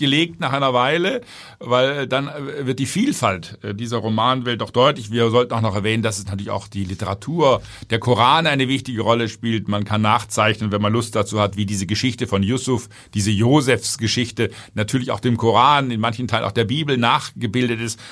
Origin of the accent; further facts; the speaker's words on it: Germany; Ich als Deutscher